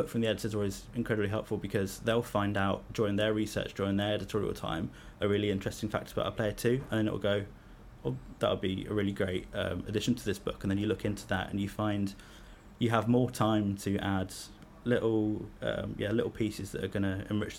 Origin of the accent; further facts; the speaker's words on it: Leicester, East Midlands, United Kingdom; I'm from Leicester myself